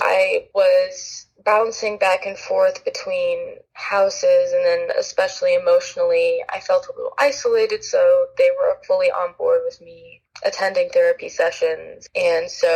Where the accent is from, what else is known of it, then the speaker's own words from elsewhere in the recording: Los Angeles, California, United States; I grew up in Los Angeles, California